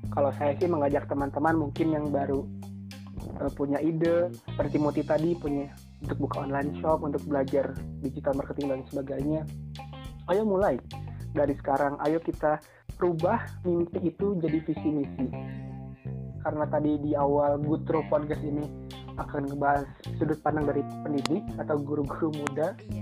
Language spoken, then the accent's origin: Indonesian; Rajapolah, West Java, Indonesia; saya dari Raja Polah